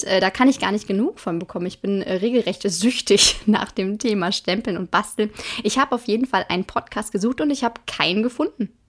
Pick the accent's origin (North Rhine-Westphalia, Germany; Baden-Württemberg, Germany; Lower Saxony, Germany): North Rhine-Westphalia, Germany; Hagen; 29 Jahre bin ich alt, ich komme aus Hagen und das bringt mich in die sehr, sehr glückliche Situation, dass ich sowohl bei Ruhrgebiet als auch bei Sauerland auf Partys laut mitgrölen darf.